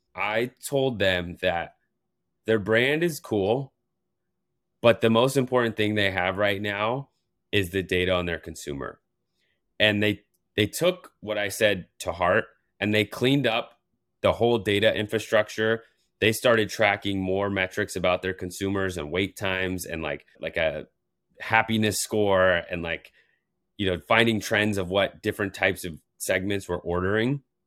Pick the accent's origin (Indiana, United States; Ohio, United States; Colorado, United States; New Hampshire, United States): Colorado, United States; now in New York, United States; I'm from Colorado